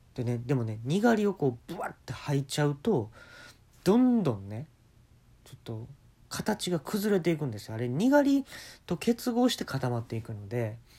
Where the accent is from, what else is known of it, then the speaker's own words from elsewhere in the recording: Kansai, Japan; 関西生まれ